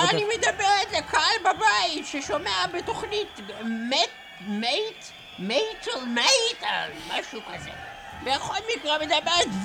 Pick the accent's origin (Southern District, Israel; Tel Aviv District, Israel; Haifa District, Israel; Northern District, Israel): Haifa District, Israel; Hadera; born there; אז אני אגיד לך, נולדתי בבית חולים בחדרה